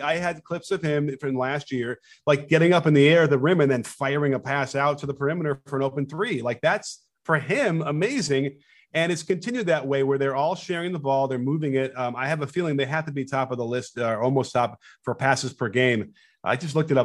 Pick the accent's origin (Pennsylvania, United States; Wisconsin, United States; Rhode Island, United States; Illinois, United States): Illinois, United States; Chicago; I grew up in Chicago